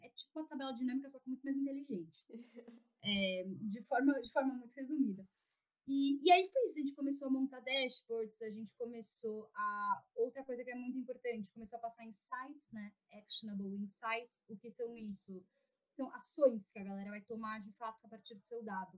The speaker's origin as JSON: {"language": "Portuguese", "region": "São Paulo", "country": "Brazil", "said": "sou de São Paulo, São Paulo capital."}